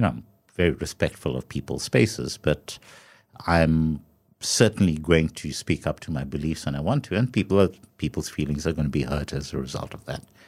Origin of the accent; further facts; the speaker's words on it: South Africa; as a South African, you know, carrying your South African passport